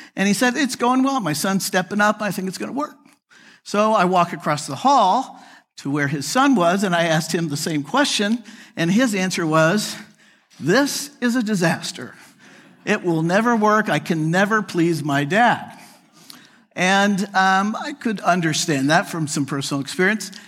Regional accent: United States; moved away as an adult; also born or lived in Chicago / Phoenix / Atlanta; I grew up outside of Kansas City. I'm a Midwesterner.

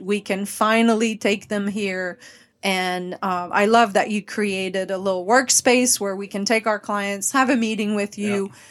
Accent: Quebec, Canada; first language French; English is a second language; also born or lived in Dallas; now in Nashville, United States; I am originally from Quebec, the French part of Canada.

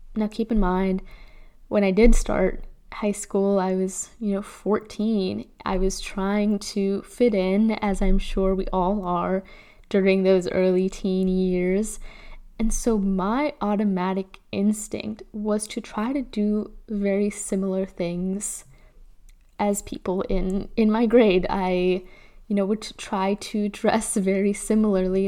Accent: Chicago, Illinois, United States; I'm born and raised in Chicago

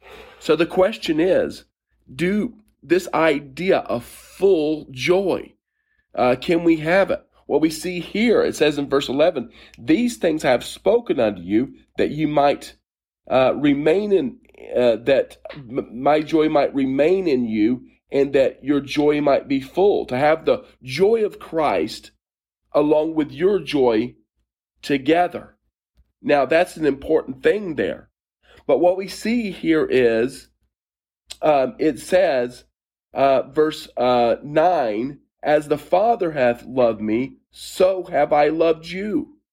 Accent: Steeple Aston, South East England, United Kingdom; I grew up in and around Oxfordshire in a little town called Steeple-Aston, little village, I should say, not far from a military base.

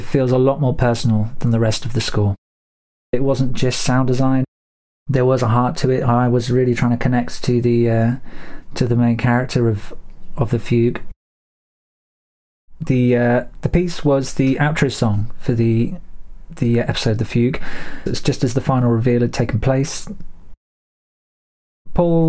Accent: Somerset, South West England, United Kingdom; I'm a composer from Somerset in England

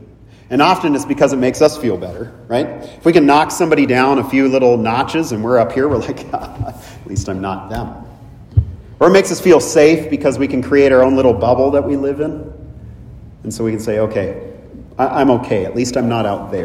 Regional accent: California, United States; moved away as an adult; also born or lived in Minnesota; growing up in California, for me, I've spent 25 years in Minnesota, but growing up in California

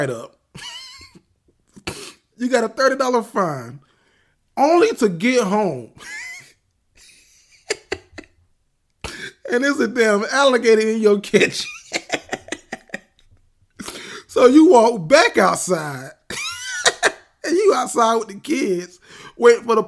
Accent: Florida, United States; I'm from Florida

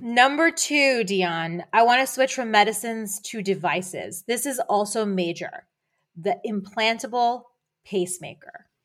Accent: near Philadelphia, Pennsylvania, United States; moved away; also born or lived in Boston; I grew up near Philadelphia, and we both lived in Boston

